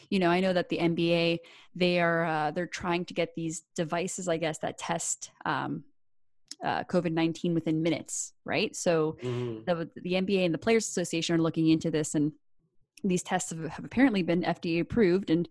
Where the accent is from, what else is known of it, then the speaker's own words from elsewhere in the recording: Canada; we're Canadian.